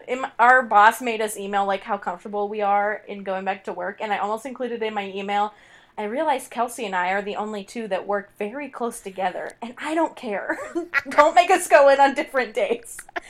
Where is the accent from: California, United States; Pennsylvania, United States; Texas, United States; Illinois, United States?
Pennsylvania, United States; Monroeville; Monroeville, my hometown